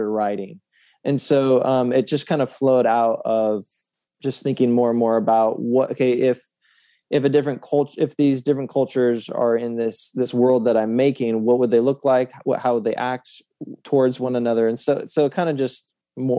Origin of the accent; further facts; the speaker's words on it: Oregon, United States; also born or lived in California; I was born in California, raised in Oregon